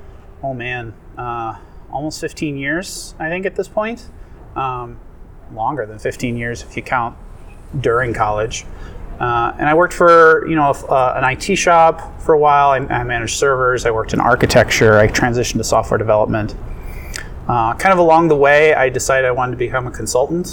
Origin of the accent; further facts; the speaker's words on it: Minnesota, United States; my hometown, Minnesota